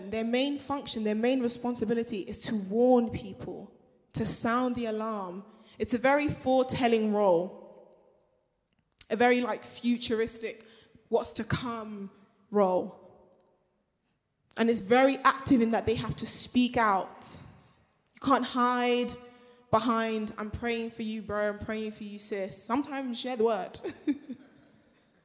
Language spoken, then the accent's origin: English; Nigeria; moved away; I'm Nigerian, right? And when you go back home